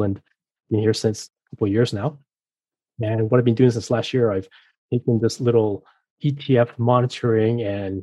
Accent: Mexico; moved away; also born or lived in France / Boston; I was raised in Mexico, I was familiar with the region, I know Spanish

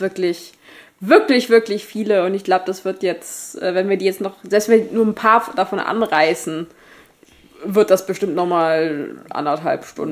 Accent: Germany; wir sind Deutsche

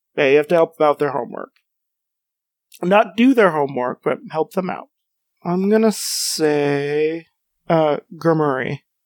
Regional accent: United States; as an American

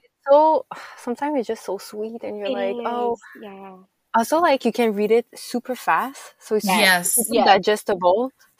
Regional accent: Canada; I'm French Canadian, so I speak French.

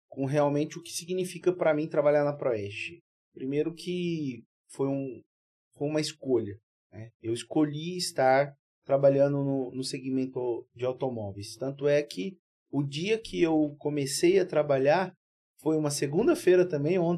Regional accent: Cuiabá, Mato Grosso, Brazil; born there; Eu, por um, tá um descuido dos meus pais, eu nasci em Cuiabá, mas

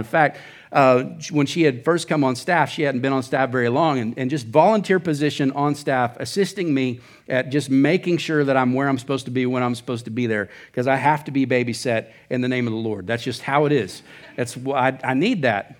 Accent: Oklahoma, United States; moved away as an adult; now in Surprise, United States; I'm from Oklahoma.

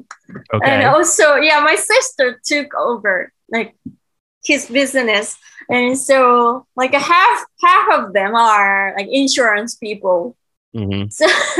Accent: Nagoya, Aichi, Japan; English is a second language; moved away as an adult; also born or lived in Tokyo, Japan; now in New York City, United States; I was born in Nagoya City.

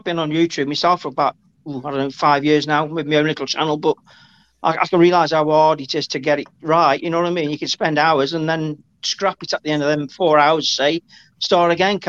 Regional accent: Uttoxeter, West Midlands, United Kingdom; I'm from Stoke.

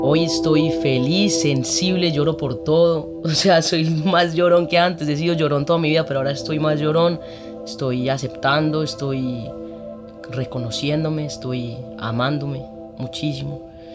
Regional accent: Medellín, Antioquia, Colombia; yo crecí en un colegio en Medellín, que es el Montessori

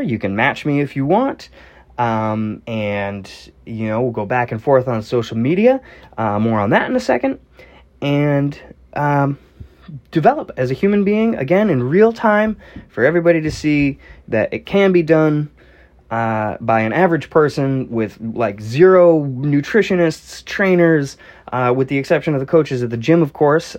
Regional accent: Northeastern United States, United States; I'm from the Northeastern United States.

